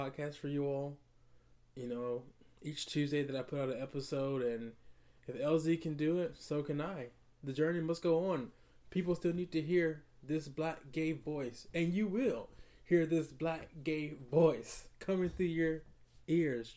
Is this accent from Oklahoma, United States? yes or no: no; Atlanta, Georgia, United States; growing up in Atlanta